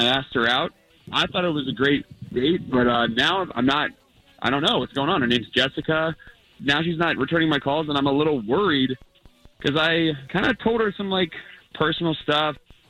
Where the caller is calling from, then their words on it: Altamont, United States; Hey, guys, Altamont.